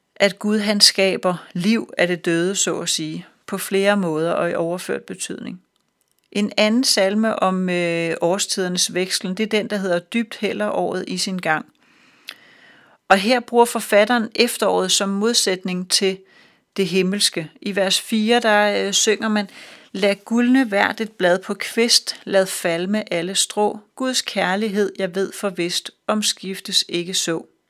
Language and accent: Danish; Denmark; vi som danskere